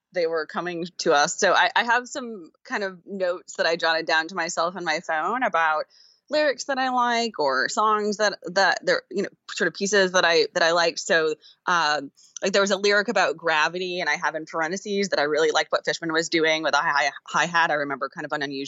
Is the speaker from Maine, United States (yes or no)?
yes; Maine, United States; I grew up in Maine, so it was a home state event for me